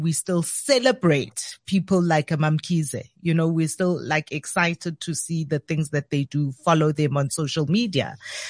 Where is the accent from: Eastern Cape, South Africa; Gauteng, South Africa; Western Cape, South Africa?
Gauteng, South Africa; Soweto; growing up in the township, growing up in Soweto particularly